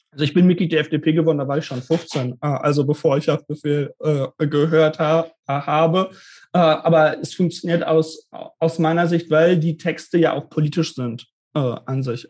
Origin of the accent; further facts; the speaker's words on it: suburb of Bielefeld, North Rhine-Westphalia, Germany; Ich komme nicht gebürtig aus Bielefeld, sondern aus so einer Vorstadt quasi, aus reda